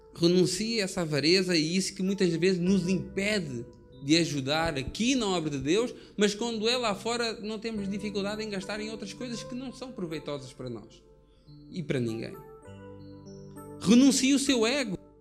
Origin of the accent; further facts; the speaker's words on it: Portugal; Eu sou português